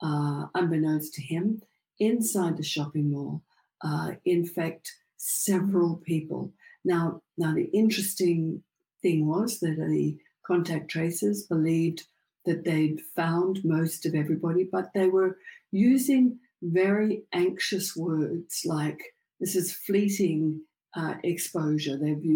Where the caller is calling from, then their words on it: Sydney, New South Wales, Australia; I'm calling from Sydney, Australia.